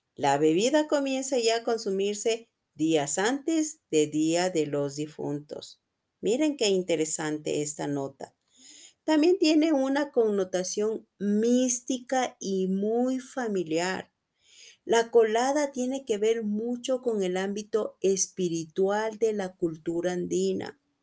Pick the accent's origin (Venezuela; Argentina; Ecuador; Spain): Ecuador; Quito, Pichincha; soy de Quito, Ecuador